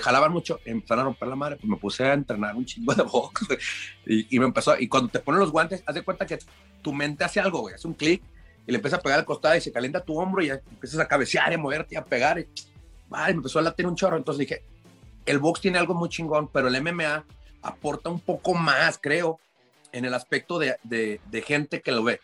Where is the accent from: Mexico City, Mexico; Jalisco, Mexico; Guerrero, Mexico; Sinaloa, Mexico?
Jalisco, Mexico; Lagos de Moreno; also born or lived in Chicago; Soy morrito de Lagos de Moreno, Jalisco.